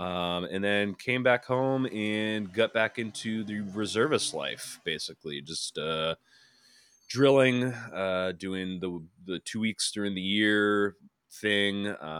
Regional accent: Rhode Island, United States; I grew up in Rhode Island, very rural part of Rhode Island.

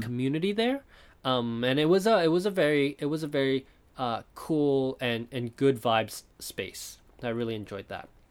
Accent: Taiwan; now in Japan; I was born in Taiwan, I live in Japan now

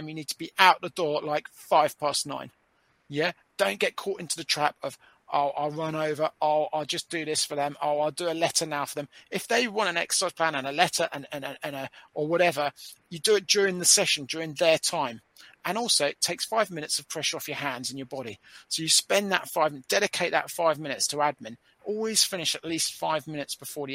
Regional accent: United Kingdom; as a Brit

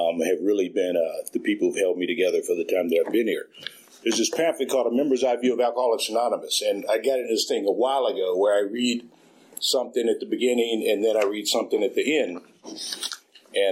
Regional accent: Oakland, California, United States; I was raised out in East Oakland on 65th, not too far from East 14th

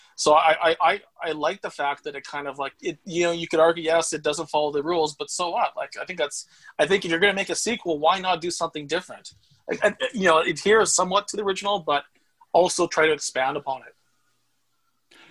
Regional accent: Saskatoon, Saskatchewan, Canada; I grew up in Saskatoon, Saskatchewan

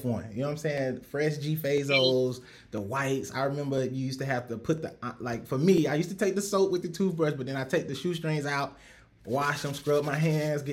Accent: Rock Hill, South Carolina, United States; I'm from South Carolina, Rock Hill, South Carolina

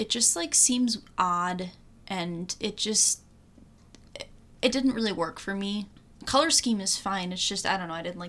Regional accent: Michigan, United States; we're from Michigan

